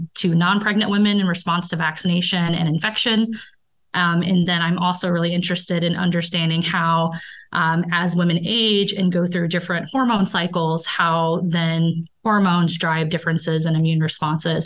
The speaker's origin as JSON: {"language": "English", "region": "Indiana", "country": "United States", "also_born_or_lived": "Colorado", "moved": "as an adult", "lives_now": "Baltimore, United States", "said": "So I am from Indiana"}